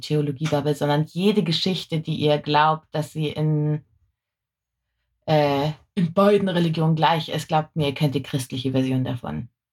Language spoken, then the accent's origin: German; Germany